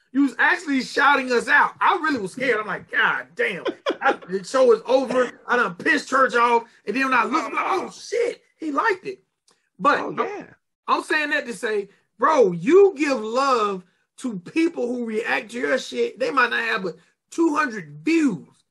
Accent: Georgia, United States; I'm from Georgia

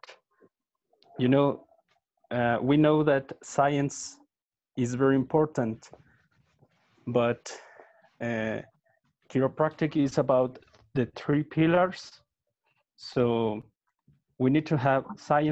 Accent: Mexico; I'm from Mexico

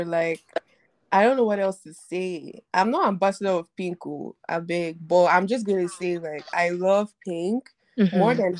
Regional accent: Nigeria; I'm Nigerian.

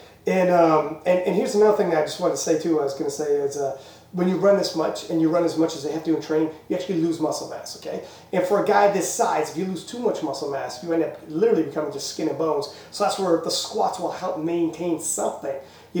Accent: Canada; we're Canadian

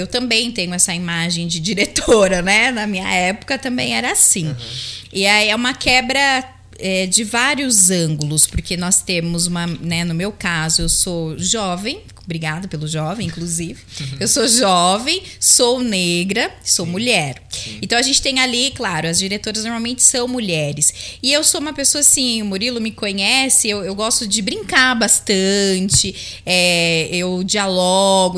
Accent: Campinas, São Paulo, Brazil; moved away as an adult; also born or lived in Bariri; now in Jaú, Brazil; eu fui crescendo lá em Campinas, uma cidade que eu amo de verdade.

